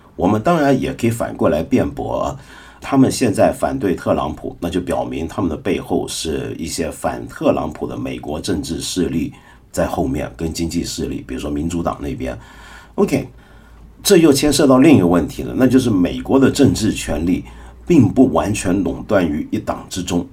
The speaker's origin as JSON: {"language": "Chinese", "country": "China", "said": "我们中国人的传统"}